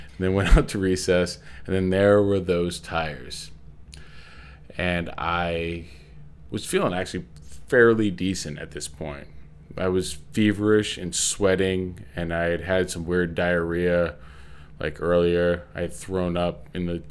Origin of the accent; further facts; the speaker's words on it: Old Orchard Beach, Maine, United States; I grew up in Old Orchard Beach, Maine